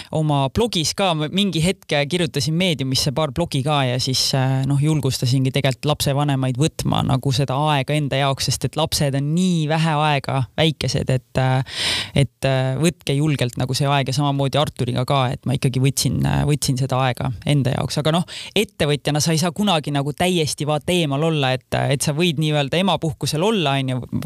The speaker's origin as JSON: {"language": "Estonian", "town": "Kose", "region": "Harju County", "country": "Estonia", "tie": "born or raised there", "also_born_or_lived": "London", "said": "ma kasvasin üles Kosel, kus elas kaks tuhat inimest"}